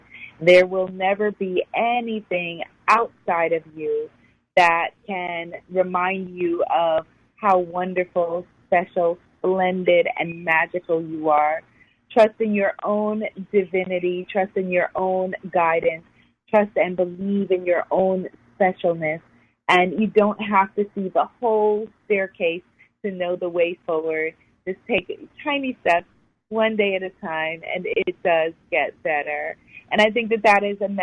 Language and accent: English; New York City, New York, United States; I grew up in New York City, born and raised.